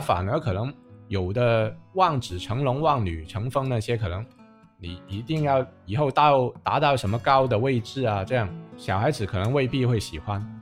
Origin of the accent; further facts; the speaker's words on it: Guangzhou, Guangdong, China; 我们广州话